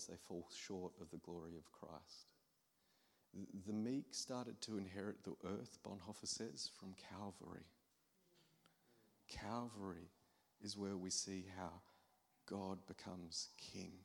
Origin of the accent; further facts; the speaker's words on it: Australia; I'm an Aussie from the other side of the world